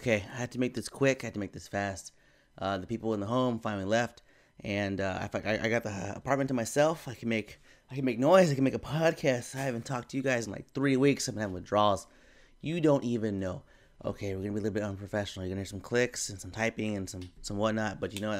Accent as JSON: {"language": "English", "country": "Philippines", "said": "I'm also Filipino."}